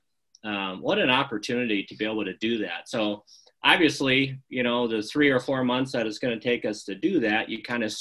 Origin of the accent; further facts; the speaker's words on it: Forest Lake, Minnesota, United States; moved away as an adult; also born or lived in Carver County, Minnesota; now in Pueblo, United States; I grew up in Forest Lake, Minnesota, north of St. Paul.